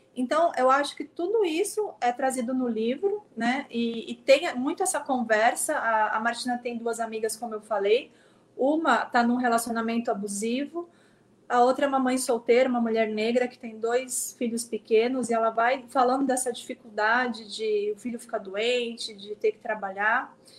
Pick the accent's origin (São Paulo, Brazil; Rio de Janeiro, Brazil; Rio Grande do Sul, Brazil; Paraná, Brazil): São Paulo, Brazil; São Vicente; moved away as an adult; now in São Paulo, Brazil; Eu sou de São Vicente, eu me formei aí, eu cresci no bairro Bitaru, que é um bairro de periferia